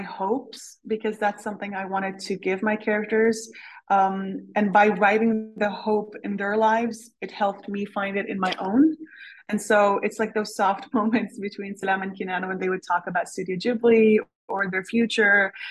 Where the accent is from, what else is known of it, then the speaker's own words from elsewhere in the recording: Canada; also born or lived in Syria; now in Switzerland; I am Canadian, but I live in Switzerland